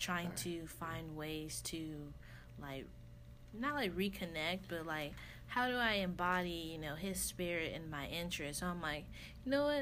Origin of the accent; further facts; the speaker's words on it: United States; I'm an American